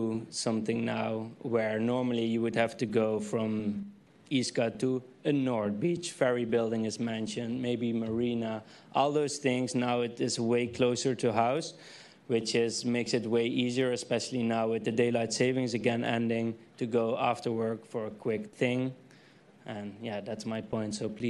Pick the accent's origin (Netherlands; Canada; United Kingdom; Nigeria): Netherlands; moved away as an adult; now in San Francisco, United States; I'm a huge soccer fan. I'm from the Netherlands, of course.